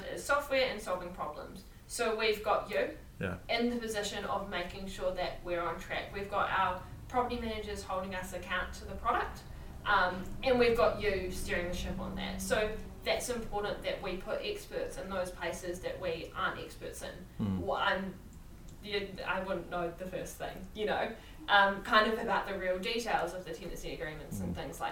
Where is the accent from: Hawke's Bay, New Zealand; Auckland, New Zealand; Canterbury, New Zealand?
Canterbury, New Zealand; Methven; also born or lived in Dargaville, New Zealand; I'm from Methven. So, well, actually, I was born in Dargaville in the North Island